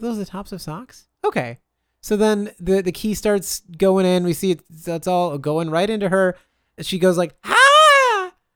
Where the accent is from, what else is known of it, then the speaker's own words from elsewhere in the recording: Wisconsin, United States; I'm from Wisconsin